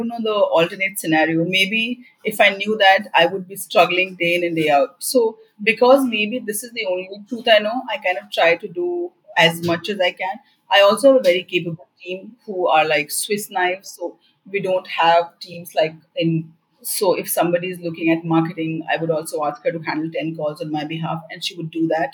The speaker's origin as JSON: {"language": "English", "region": "Bihar", "country": "India", "said": "From the background that I come from, I come from Bihar"}